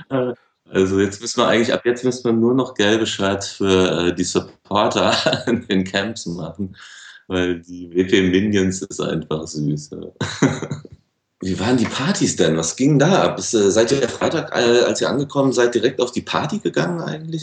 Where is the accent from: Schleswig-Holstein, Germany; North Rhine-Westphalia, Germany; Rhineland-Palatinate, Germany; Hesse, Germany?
Hesse, Germany; Frankfurt; als Frankfurter